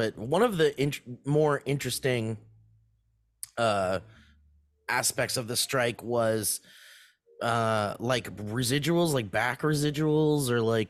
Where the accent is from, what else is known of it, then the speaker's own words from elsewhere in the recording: New York, United States; Hey, I'm from New York.